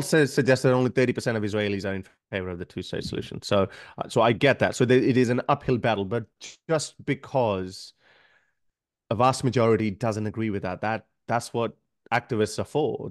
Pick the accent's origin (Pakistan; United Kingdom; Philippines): Pakistan; now in Australia; I come from Pakistan. It's a highly conservative country